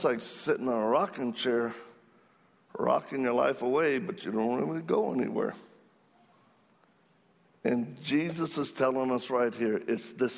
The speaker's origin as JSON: {"language": "English", "area": "Cajun", "region": "Louisiana", "country": "United States", "said": "I'm Cajun."}